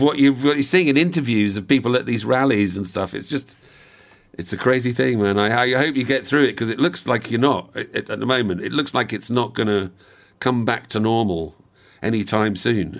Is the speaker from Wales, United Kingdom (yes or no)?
yes; Wales, United Kingdom; also born or lived in outside London; grew up in Wales and then we moved down, when I was about seven, we moved down to, to just outside London. And we were there for about four or five years. And then we moved back to the same house in Wales again